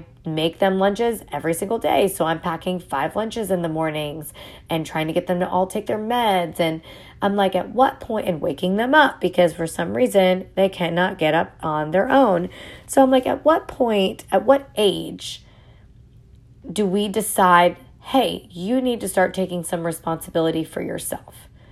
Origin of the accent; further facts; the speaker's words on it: New York, United States; accent: New York; I'm also from New York, so, you know, you may hear some my accent come out